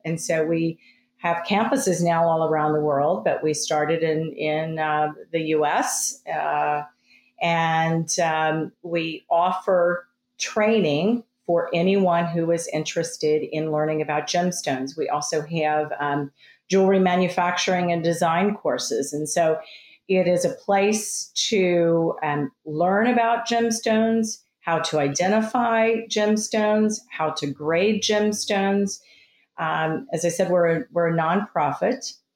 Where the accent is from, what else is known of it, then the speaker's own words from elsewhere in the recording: Texas, United States; moved away as an adult; I grew up in Texas